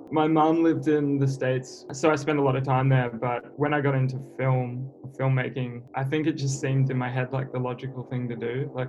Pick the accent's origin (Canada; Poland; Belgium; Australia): Australia; Sydney, New South Wales; I'm kind of from all over. Like, I was born in Sydney and then uh, moved a bit further north. So it's easy to just say Sydney.